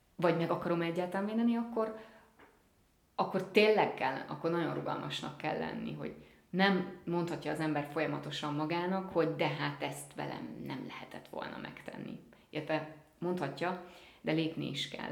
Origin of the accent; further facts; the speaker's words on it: Hungary; first language Hungarian; én magyar színész vagyok, magyar az anyanyelvem